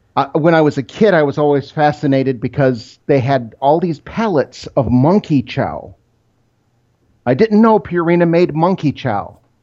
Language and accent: English; Rochester, Michigan, United States; I grew up in Rochester, Michigan. It's about twenty miles outside Detroit.